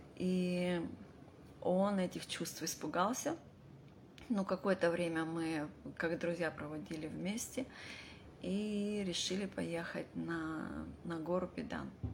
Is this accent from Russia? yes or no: yes; Vladivostok, Primorsky Krai, Russia; moved away; я родилась в Владивостоке и очень долго жила за рубежом